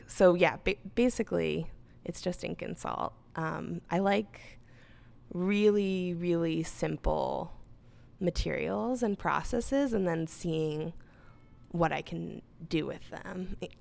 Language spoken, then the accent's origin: English; Southern California, United States; moved away as an adult; now in Chicago, United States; I'm originally from Southern California